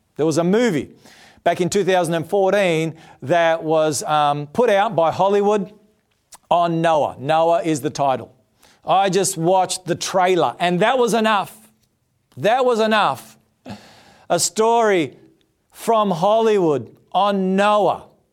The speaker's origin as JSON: {"language": "English", "country": "Australia", "said": "I'm an Australian"}